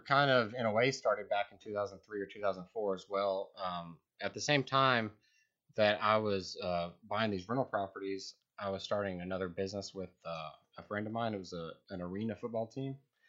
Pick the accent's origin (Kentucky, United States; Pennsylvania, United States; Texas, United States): Texas, United States; Lubbock; Lubbock, Texas.